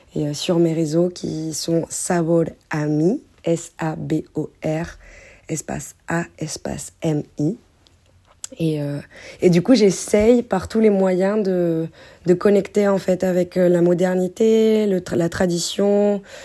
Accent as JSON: {"language": "French", "country": "France", "tie": "born or raised there", "said": "les influences que moi j'ai eues aussi en grandissant en France"}